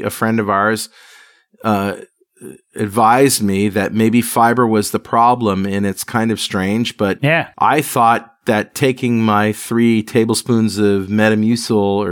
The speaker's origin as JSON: {"language": "English", "region": "Connecticut", "country": "United States", "tie": "born or raised there", "said": "passed down to my brother and I growing up in Connecticut"}